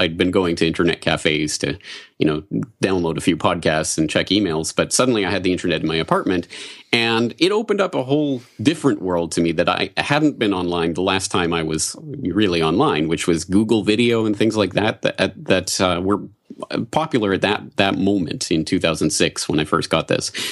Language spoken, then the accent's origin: English; Canada; moved away as an adult; also born or lived in Ireland; now in Japan; I'm a Canadian